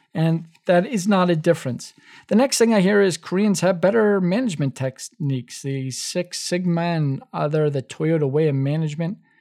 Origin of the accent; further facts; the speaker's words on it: New York City, New York, United States; a kid who grew up in the Bronx